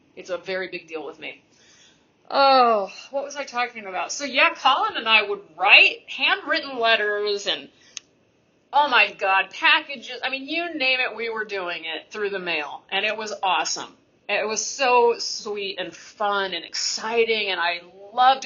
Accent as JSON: {"language": "English", "region": "Texas", "country": "United States", "said": "a Texan university student"}